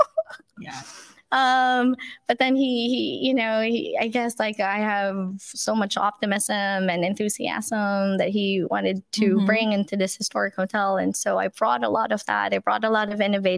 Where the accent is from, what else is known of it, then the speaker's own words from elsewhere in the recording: Manila, Metro Manila, Philippines; moved away as an adult; now in Livermore, United States; growing up in the Philippines